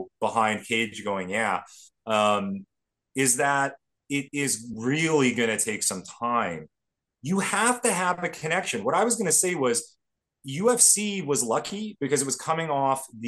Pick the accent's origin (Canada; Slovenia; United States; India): Canada; even as Canadian kids